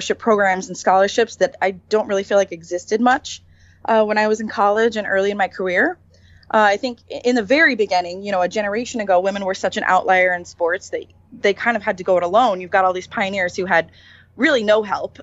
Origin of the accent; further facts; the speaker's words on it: Lawrence, Kansas, United States; I grew up in Lawrence, which is a college town